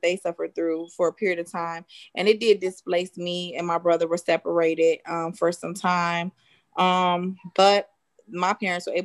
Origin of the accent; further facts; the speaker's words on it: Chicago, Illinois, United States; I grew up on the south side of Chicago